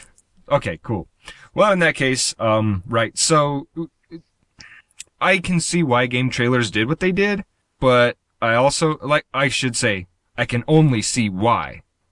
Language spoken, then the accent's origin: English; United States